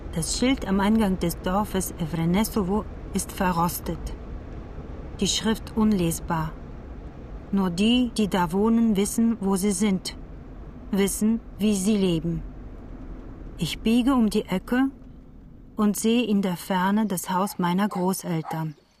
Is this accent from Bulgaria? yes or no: yes; Bulgaria; German is a second language; moved away as an adult; now in Cologne, Germany; in Bulgarien zu bleiben. Auch ich ging und wohne jetzt weit weg von Großmutter und meinen Eltern, in Köln